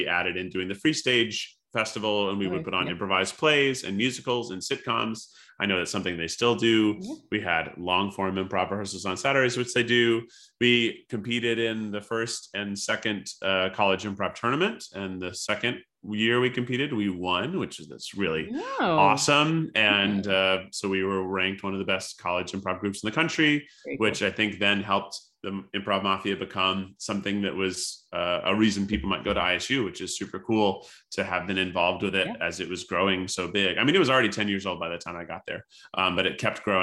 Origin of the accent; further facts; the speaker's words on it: Tennessee, United States; moved away as an adult; also born or lived in Illinois; I grew up in Tennessee and the town I grew up in was really small